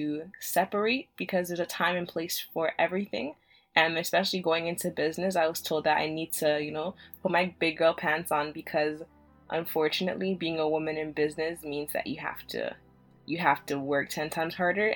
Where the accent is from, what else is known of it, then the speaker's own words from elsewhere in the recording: Canada; also born or lived in Jamaica; I was born in Jamaica and I came to Canada when I was 4.